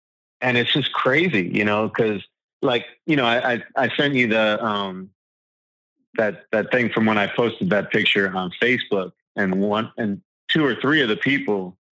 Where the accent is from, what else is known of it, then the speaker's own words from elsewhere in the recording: Long Island, New York, United States; You know, I grew up on Long Island, so it was like hair.